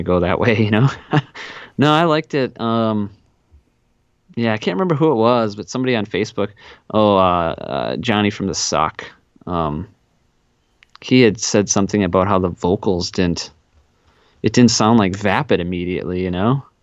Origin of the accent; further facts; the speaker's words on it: South Central Wisconsin, United States; I grew up in South Central Wisconsin